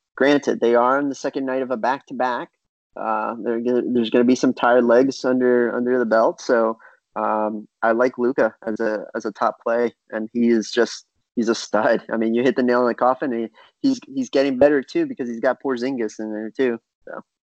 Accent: Miami, Florida, United States; I grew up in Miami

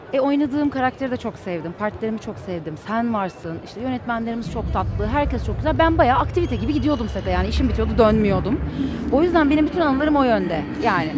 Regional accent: Istanbul, Turkey; 1984 yılında İstanbul'da doğdum

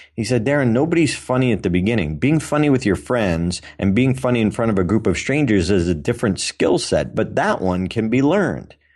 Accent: Auburn, Massachusetts, United States; in my hometown

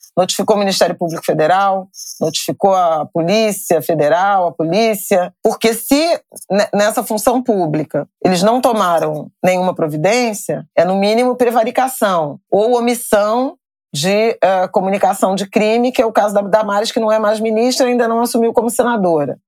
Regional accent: Rio de Janeiro, Brazil; Eu sou do Rio de Janeiro

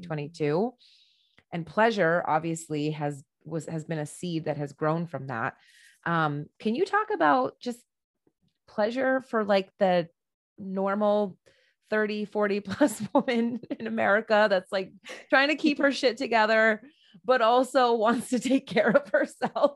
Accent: United States; I'm an American woman

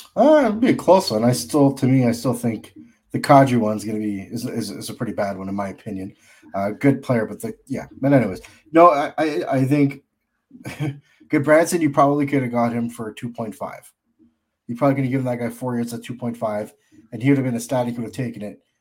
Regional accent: Canada; I'm a Canadian

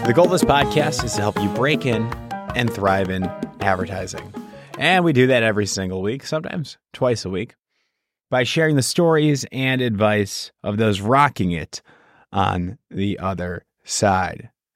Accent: Chicago, Illinois, United States; I'm from Chicago

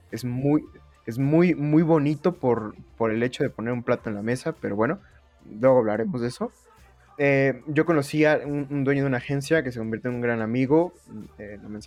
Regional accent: Oaxaca, Mexico; moved away as an adult; now in Mexico City, Mexico; yo me vine aquí a la Ciudad de México, así como, la no, eh, como en la novela del 7, digo, del 5 yo me vine de la ciudad de Oaxaca aquí a buscar a la Ciudad de México

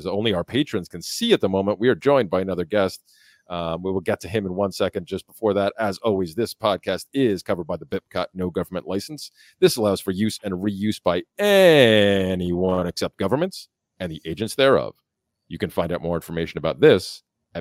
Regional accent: New York, United States; moved away; up in New York, where I'm from originally

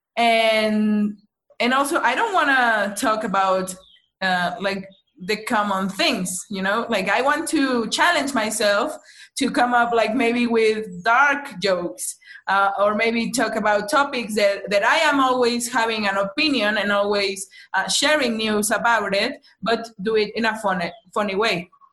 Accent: Mexico City, Mexico; I'm from Mexico City.

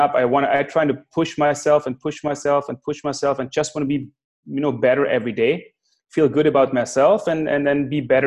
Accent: Klagenfurt, Carinthia, Austria; Klagenfurt, my hometown

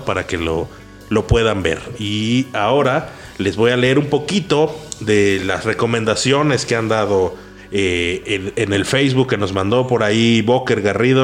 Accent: Xalapa, Veracruz, Mexico; moved away as an adult; now in Mexico City, Mexico; hasta que me fui a, vivir fuera de Jalapa

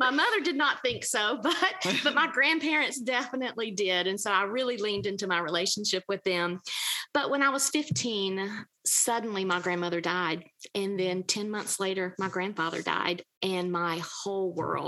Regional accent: Georgia, United States; accent: Southern; I grew up in the Deep South. I'm Georgia girl, born and bred. You can probably tell that by the way I talk

